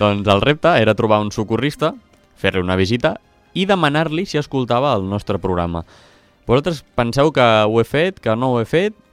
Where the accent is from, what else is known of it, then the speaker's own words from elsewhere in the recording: Catalonia, Spain; Jo, jo sóc català